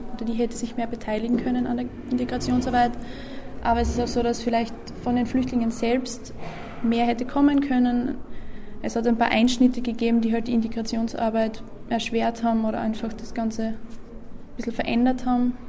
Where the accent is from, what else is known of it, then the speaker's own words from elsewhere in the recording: Seckau, Styria, Austria; in meiner Heimatgemeinde Seckau